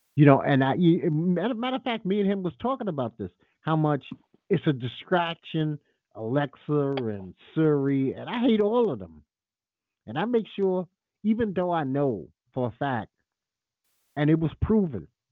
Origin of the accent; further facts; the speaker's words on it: United States; This is my country. I don't have another country.